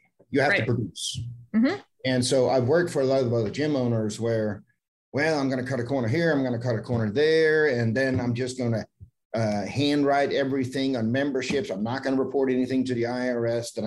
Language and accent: English; Denmark; moved away; I'm born and raised in Denmark, but when I visit family, I bring my laptop with me and I can sit at home in Denmark